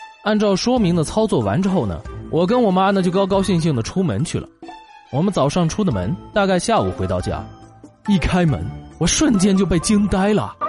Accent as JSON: {"language": "Chinese", "region": "South China", "country": "China", "tie": "born or raised there", "said": "作为一个土生土长的南方人，要提醒一下啊，来我们南方的北方人啊"}